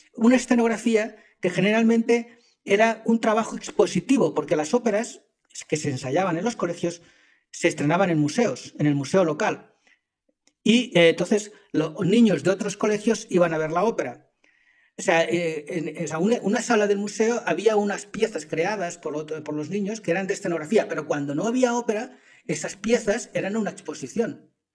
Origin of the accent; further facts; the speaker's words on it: Zaragoza, lived 37 years in Catalonia, Spain; moved away; also born or lived in Helsinki, Finland; nacido en Zaragoza, España, en el año 69. Viví 37 años en Cataluña, o sea que soy casi más catalán que aragonés.